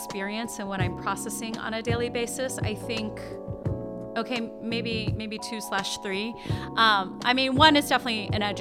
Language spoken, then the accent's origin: English; East Coast, United States; moved away as an adult; also born or lived in Rochester, New York; I was born in Rochester, New York, and I grew up mostly on the East Coast and lived there until I was in my early 30s.